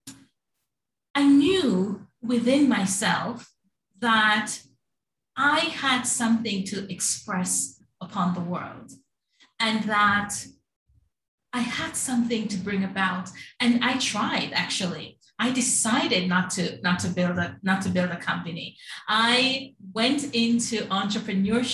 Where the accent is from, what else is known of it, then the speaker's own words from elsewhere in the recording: Jamaica; now in New York, United States; I'm a transplant from the Caribbean. I was born in Jamaica and came to New York.